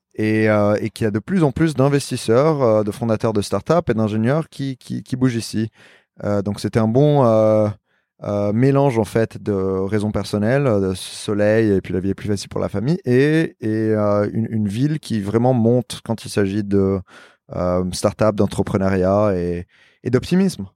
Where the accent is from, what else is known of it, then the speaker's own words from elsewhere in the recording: Lebanon; also born or lived in New York / Paris; now in Miami, United States; je suis libanais